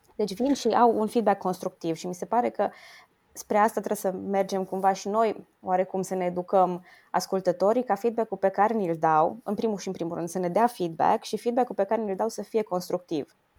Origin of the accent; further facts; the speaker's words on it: Romania; ca româncă